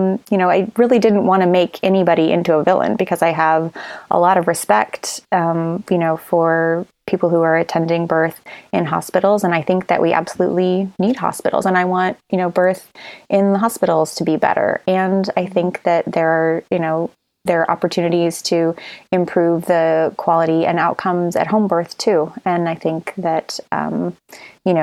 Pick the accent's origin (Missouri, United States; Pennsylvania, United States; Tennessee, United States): Missouri, United States; now in California, United States; I'm from Missouri and I live in California now, but so my parents were in Missouri